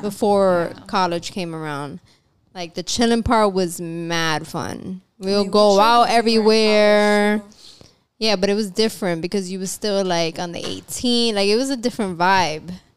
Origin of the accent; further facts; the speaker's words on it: New York City, New York, United States; I grew up in Manhattan in the Lower East Side